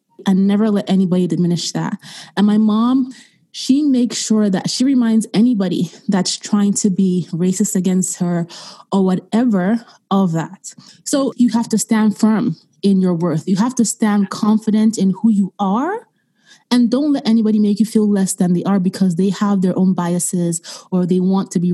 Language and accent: English; Austria; moved away; I grew up in Europe, in Austria, and growing up as a young child, racism was something that we faced every day